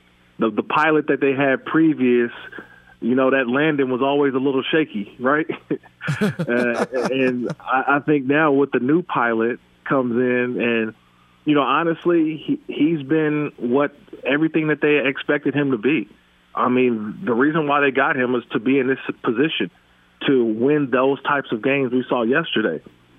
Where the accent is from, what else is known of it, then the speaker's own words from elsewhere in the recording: Oakland, California, United States; I'm always born and raised from the Bay Area, born and raised in Oakland, California. I grew up a Raider fan.